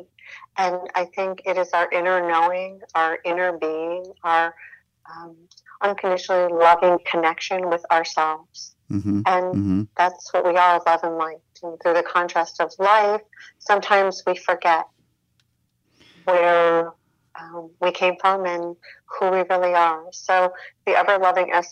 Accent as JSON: {"language": "English", "region": "Midwest", "country": "United States", "tie": "born or raised there", "said": "I grew up in the Midwest"}